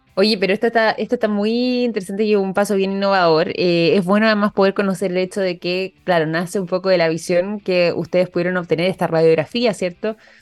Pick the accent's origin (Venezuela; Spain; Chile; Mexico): Chile; nosotros como chilenos